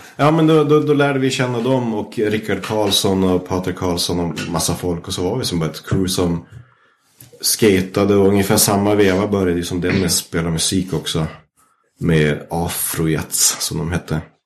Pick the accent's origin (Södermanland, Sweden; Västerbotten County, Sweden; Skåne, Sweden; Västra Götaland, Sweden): Västerbotten County, Sweden; Vännäs; jag växte upp i Vännäs